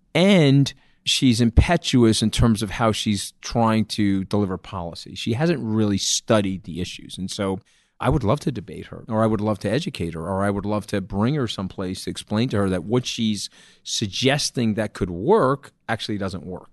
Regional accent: New York, United States; I'm a New Yorker.

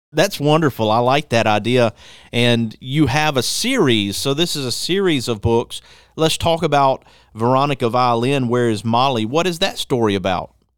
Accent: Athens, Birmingham, Alabama, United States; in the fourth grade, my grandfather being a preacher, we moved from Athens, Alabama to Birmingham

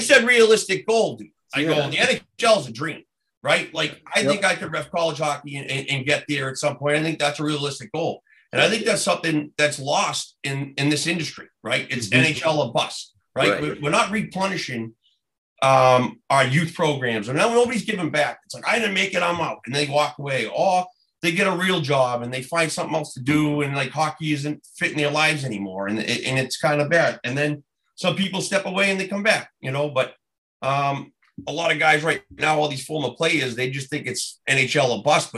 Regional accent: Boston, Massachusetts, United States; moved away as an adult; also born or lived in Omaha, Nebraska; I'm from Southie

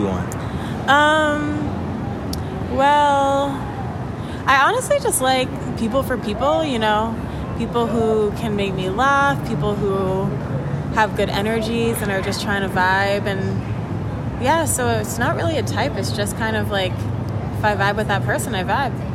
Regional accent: Jamaica; I'm Jamaican

